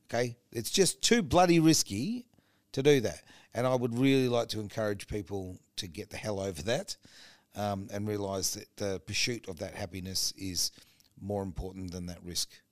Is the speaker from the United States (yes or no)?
no; Australia; as an Australian